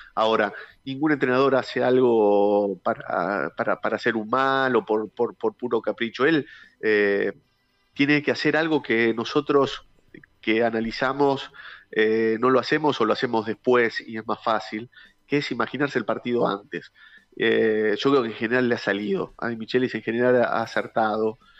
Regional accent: Argentina; como argentino

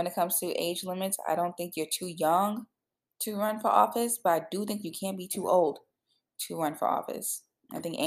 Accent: Illinois, United States; moved away; I'm from Illinois. You guys know that. I'm actually back in Illinois, surprisingly

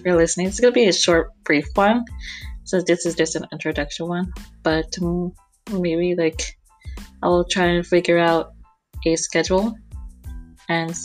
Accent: Houston, Texas, United States; I'm from Houston, Texas, and I am 23 years old

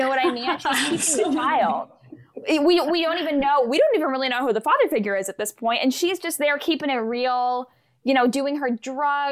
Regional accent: Bangor, Maine, United States; I'm from Bangor, Maine.

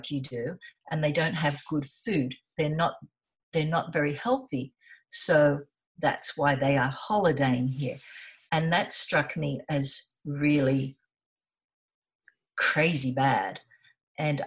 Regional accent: Sydney, New South Wales, Australia; moved away as an adult; also born or lived in South Coast, New South Wales; I was born in Sydney. Yes. Yeah. And yeah, I lived in Sydney all my life on Manly Beach

